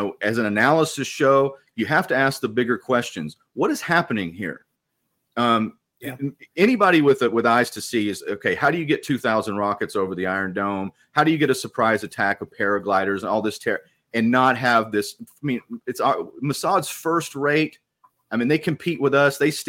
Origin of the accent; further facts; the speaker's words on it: Texas, United States; I'm from here. I'm from Texas. I'm from the United States